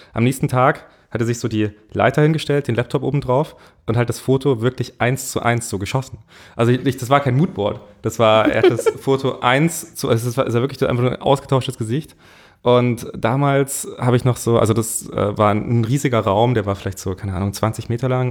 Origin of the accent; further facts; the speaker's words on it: Munich, Bavaria, Germany; ich komme eigentlich aus München